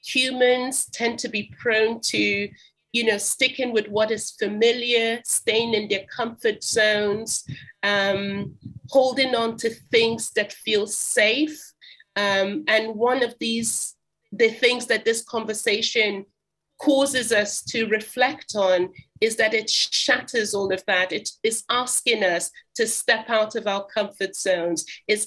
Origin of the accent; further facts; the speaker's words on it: Jerusalem District, Israel; now in Swindon, United Kingdom; I was raised in the Middle East, particularly in Israel. So I grew up as a third culture kid. I attended the international school, the Anglican school in Jerusalem.